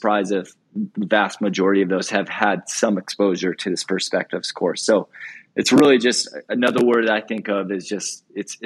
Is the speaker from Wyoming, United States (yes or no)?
yes; Wyoming, United States; moved away as an adult; also born or lived in Memphis, Tennessee; now in Billings, United States; as a kid born and raised in Wyoming, very white state